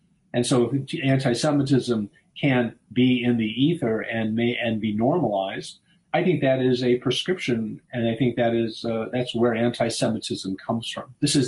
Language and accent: English; United States; we're two American Jews